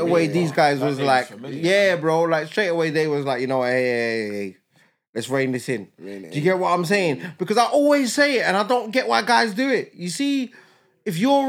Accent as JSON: {"language": "English", "region": "London", "country": "United Kingdom", "said": "I'm from East London"}